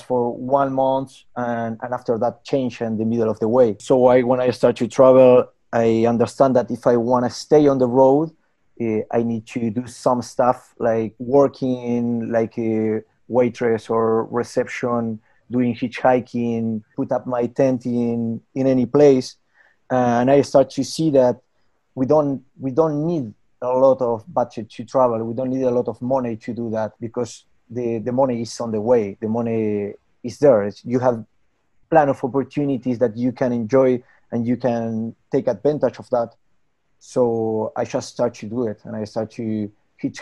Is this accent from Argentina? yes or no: yes; Argentina; English is a second language; moved away as an adult; I'm from Argentina.